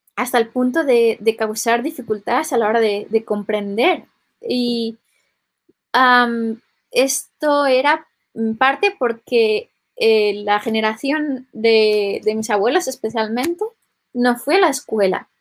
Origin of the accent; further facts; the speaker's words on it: Valencian Community, Spain; yo en concreto vengo de, Valencia, que es una, una, de las regiones bilingües